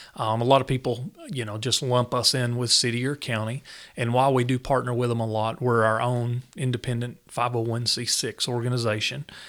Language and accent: English; Newport, Tennessee, United States; growing up in Newport, I never really thought I would leave Tennessee